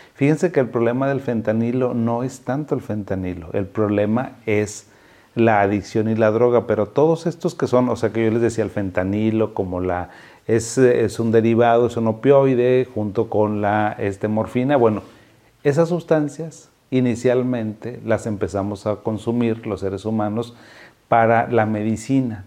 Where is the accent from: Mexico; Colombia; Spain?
Mexico; now in Monterrey, Mexico; soy mexicano